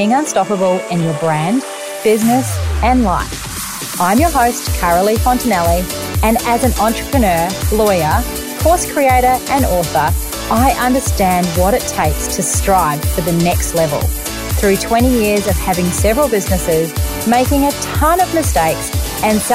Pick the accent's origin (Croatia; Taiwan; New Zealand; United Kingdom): New Zealand; now in Gold Coast, Australia; I'm from New Zealand, if you haven't already picked up my accent.